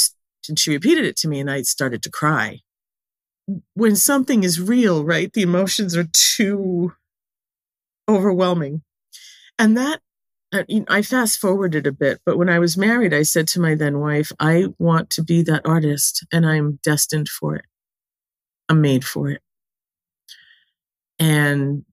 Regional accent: New England, United States; I was born and raised in New England

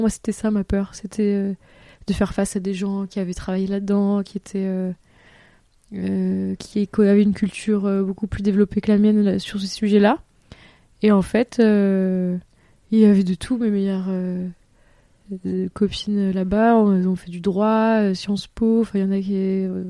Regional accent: Toulouse, Occitania, France; moved away as an adult; also born or lived in Bordeaux / Paris; j'étais de Toulouse

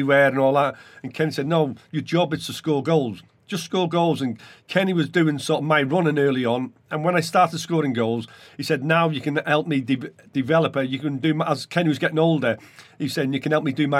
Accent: Welsh, Wales, United Kingdom; being Welsh

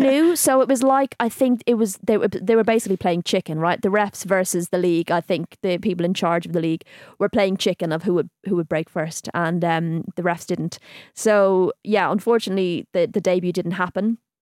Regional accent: Ireland; being Irish

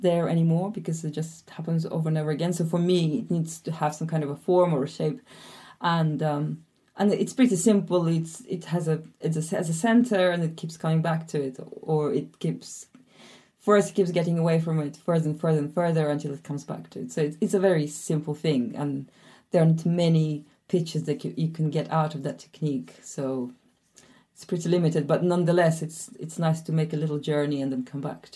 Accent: Almaty, Kazakhstan; also born or lived in south of France; now in France; I grew up in Almaty, Kazakhstan, and now I live in the south of France

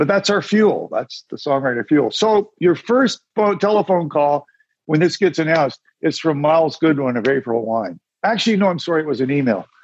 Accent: Ontario, Canada; I grew up in Canada.

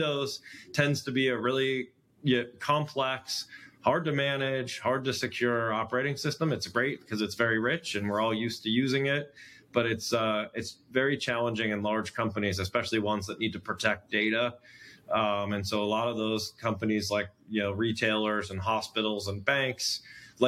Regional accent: United States; I'm an American

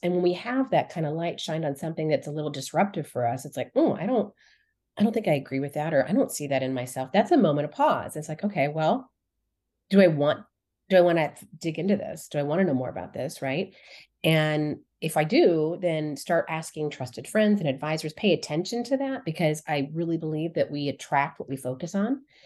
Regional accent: Colorado, United States; I grew up in Colorado

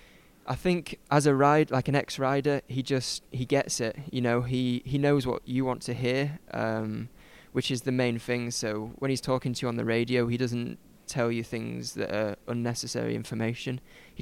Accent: Huddersfield, Yorkshire and the Humber, United Kingdom; I'm from West Yorkshire, Huddersfield

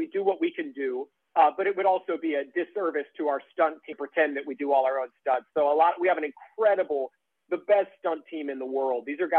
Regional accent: Iowa, United States; moved away as an adult; now in New York, United States; I'm from Iowa originally. I grew up in Iowa and lived in Iowa for 22 years before I moved to New York about 9 years ago.

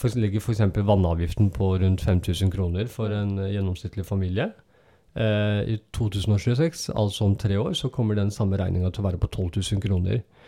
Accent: Oslo, Norway; det stedet der jeg vokste opp, og det er i Søndre Nordsjøen, og Vervenbukta

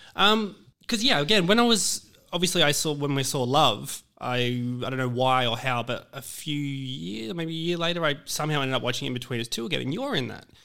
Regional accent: Sydney, New South Wales, Australia; I'm actually from Glebe as well

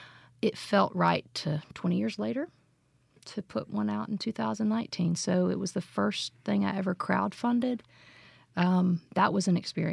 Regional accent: Jackson, Mississippi, United States; also born or lived in Chicago area; I was born in Jackson at, you know, UMC.

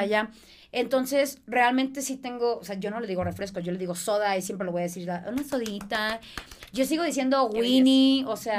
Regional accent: Mexicali, Baja California, Mexico; accent: norteña; also born or lived in Boston; now in Mexico City, Mexico; soy de Mexicali

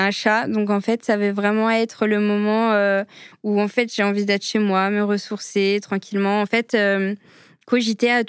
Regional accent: Algeria; quand on me voit d'un premier abord, on ne sait pas que je suis algérienne.

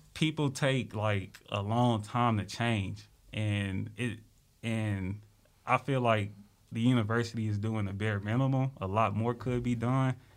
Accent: Little Rock, Arkansas, United States; I'm from Little Rock, Arkansas.

